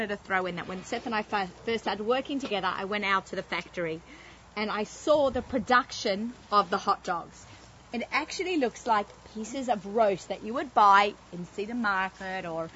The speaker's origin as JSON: {"language": "English", "country": "Australia", "moved": "as an adult", "lives_now": "United States", "said": "I'm Australian"}